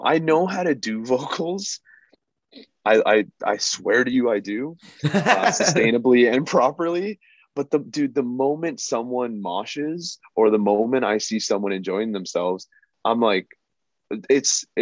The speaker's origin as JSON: {"language": "English", "country": "Canada", "tie": "born or raised there", "also_born_or_lived": "Guyana", "said": "I'm South American, I'm Guyanese, and I was actually born in Canada"}